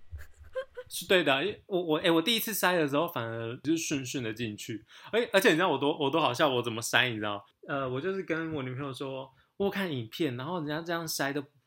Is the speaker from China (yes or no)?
no; Taiwan; 我们就是从小在台湾的思想里面长大的